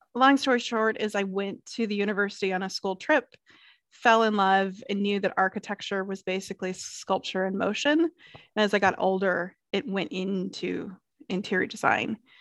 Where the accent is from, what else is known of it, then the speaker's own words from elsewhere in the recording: Clemson, South Carolina, United States; I grew up in Clemson, South Carolina